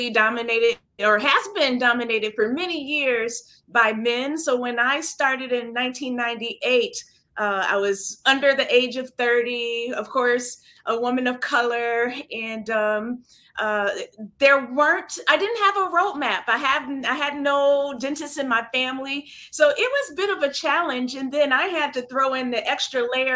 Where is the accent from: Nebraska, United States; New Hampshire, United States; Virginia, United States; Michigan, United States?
Michigan, United States; Flint; moved away as an adult; now in New York City, United States; I'm here, I'm in New York, I'm from Flint, Michigan